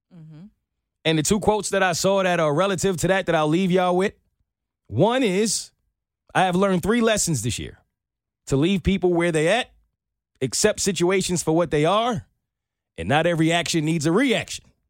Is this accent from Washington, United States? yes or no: no; New York, United States; my upbringing, growing up in New York